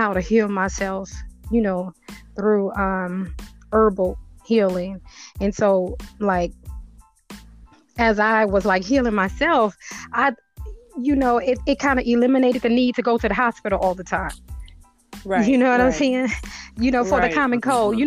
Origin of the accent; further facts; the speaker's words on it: New Orleans, Louisiana, United States; now in Georgia, United States; I'm actually originally from New Orleans